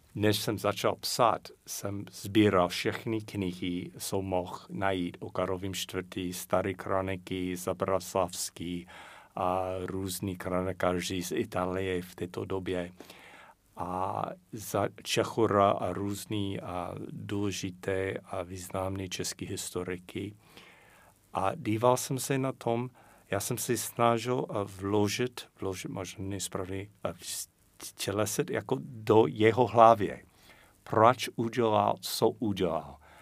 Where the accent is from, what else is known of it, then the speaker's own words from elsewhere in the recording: United States; Czech is a second language; moved away as an adult; now in Czech Republic; A já jako Američan